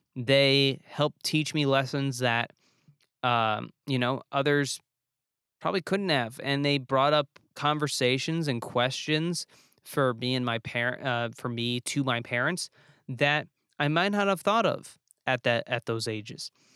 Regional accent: New Jersey, United States; also born or lived in New York; as a northerner, as a kid from New Jersey and New York

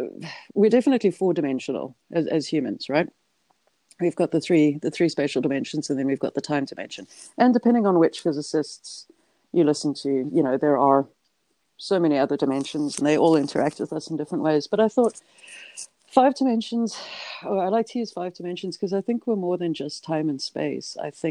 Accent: South Africa; I'm South African, English, New Zealand. You'd think that rugby would be my thing, but no.

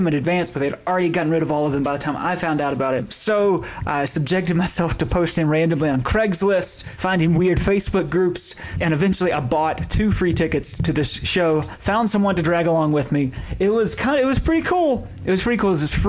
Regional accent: Western North Carolina, United States; I grew up in Western North Carolina, in rural North Carolina

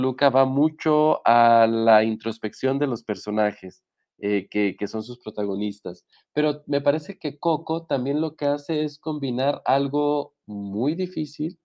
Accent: Mexico; como mexicanos

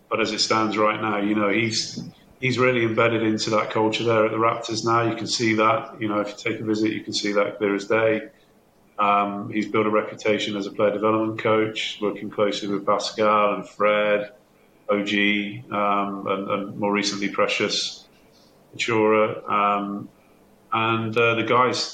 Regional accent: Bristol, South West England, United Kingdom; moved away as an adult; now in Newcastle, United Kingdom; I'm not from Newcastle, as you can tell. I'm from Bristol. I moved up to Newcastle as a student way back in 1989

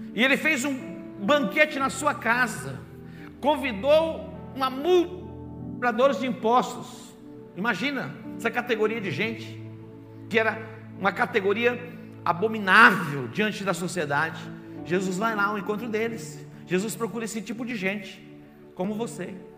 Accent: Barbacena, Minas Gerais, Brazil; quando eu era criança, lá em Barbacena, pequenininho

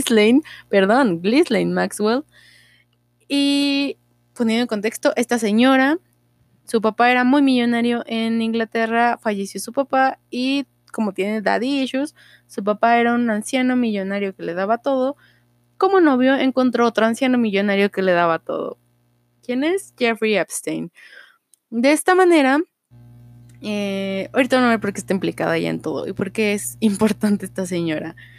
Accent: Mexico; yo soy mexa

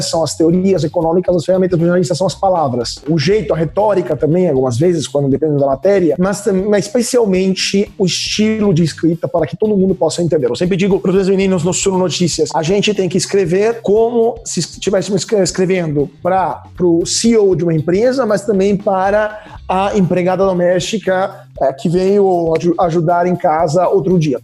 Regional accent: Italy; Portuguese is a second language; moved away as an adult; also born or lived in Rome; now in Brazil; eu sou italiano, então eu vim direto da Europa

